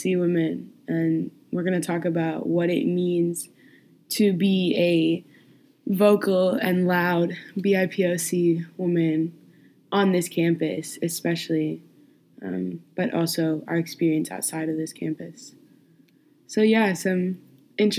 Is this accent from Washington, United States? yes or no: no; Minneapolis, Minnesota, United States; moved away as an adult; now in Ohio, United States; I'm from Minneapolis originally